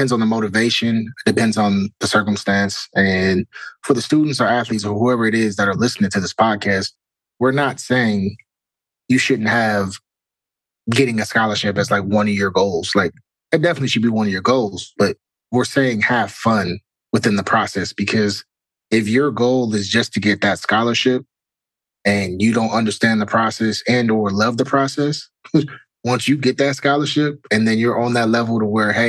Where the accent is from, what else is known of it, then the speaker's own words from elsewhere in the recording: Cleveland, Ohio, United States; growing up in Cleveland